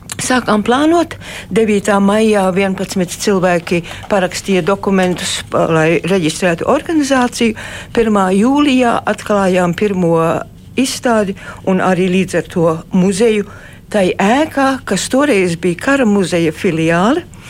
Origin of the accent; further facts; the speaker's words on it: Australia; moved away as an adult; now in Latvia; es uzaugu Austrālijā